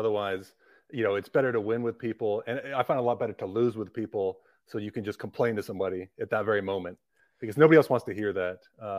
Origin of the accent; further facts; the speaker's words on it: Livermore, California, United States; I'm from Livermore, California, which is right next to Pleasanton